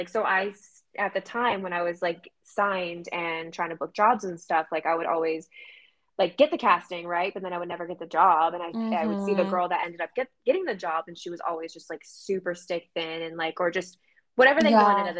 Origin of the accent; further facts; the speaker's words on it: Maine, United States; moved away as an adult; now in Boston, United States; then we moved to Maine and I was there for most of my life.